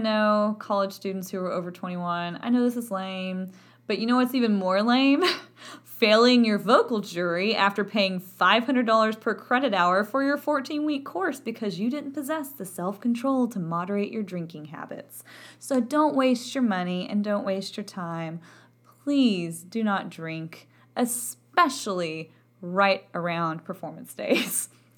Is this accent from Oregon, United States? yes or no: no; Texas, United States; accent: Texan; A, because of my accent. I'm from Texas, and my accent had a lovely time of affecting my vowel production